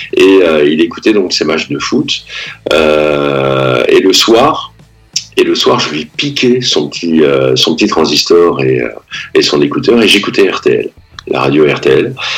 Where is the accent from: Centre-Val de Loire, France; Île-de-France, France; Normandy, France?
Normandy, France; Pacy-sur-Eure; je suis né à Passy, j'ai grandi à Passy-sur-Eure